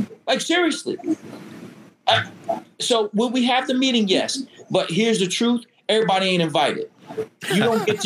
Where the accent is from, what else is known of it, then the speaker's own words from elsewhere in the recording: Connecticut, United States; I'm African American and I'm from Connecticut